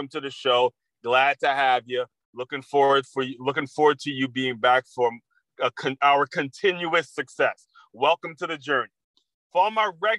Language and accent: English; Silver Spring, Maryland, United States; I grew up in Silver Spring, Maryland